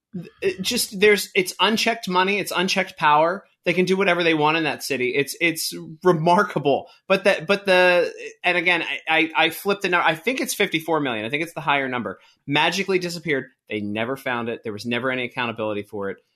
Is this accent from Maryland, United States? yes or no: yes; Baltimore, Maryland, United States; I grew up in Baltimore